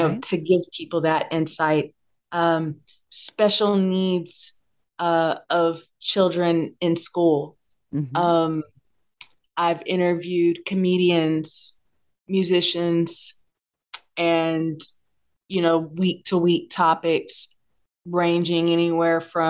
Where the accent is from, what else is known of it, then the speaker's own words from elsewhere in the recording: Bay Area, California, United States; I'm born and bred in the Bay Area, and I grew up listening to everything